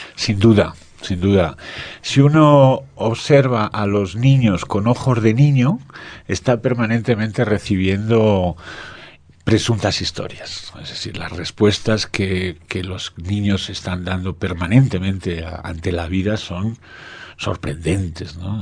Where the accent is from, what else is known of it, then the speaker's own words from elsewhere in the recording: Spain; en mi país